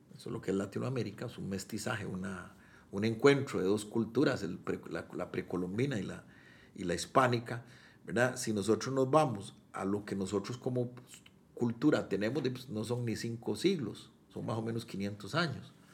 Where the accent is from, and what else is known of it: Costa Rica